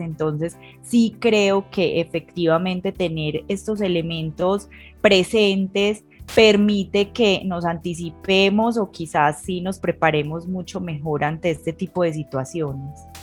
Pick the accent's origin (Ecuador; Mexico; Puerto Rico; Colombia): Colombia; aquí en mi país, en Colombia